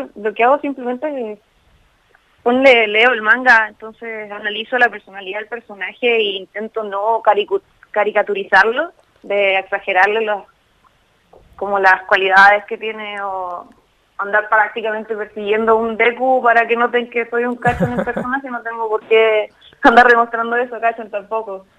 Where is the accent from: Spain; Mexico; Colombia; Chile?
Chile; central Chile; yo soy de la zona centro de Chile